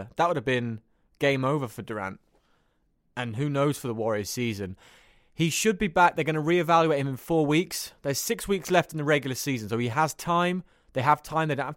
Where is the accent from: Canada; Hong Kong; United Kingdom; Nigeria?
United Kingdom; accent: British; My British accent